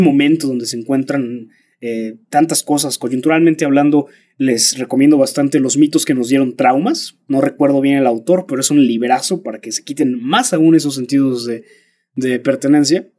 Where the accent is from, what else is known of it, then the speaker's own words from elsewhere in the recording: Mexico; sí soy mexicano